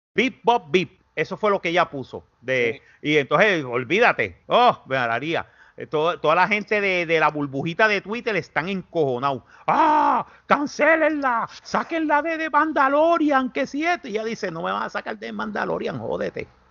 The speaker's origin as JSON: {"language": "Spanish", "country": "Puerto Rico", "said": "los, puertorriqueños"}